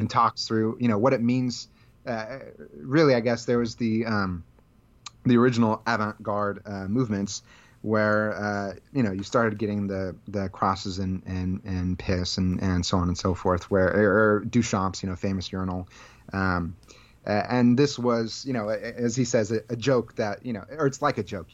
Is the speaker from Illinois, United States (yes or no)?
no; Central Valley of California, United States; I grew up in the Central Valley of California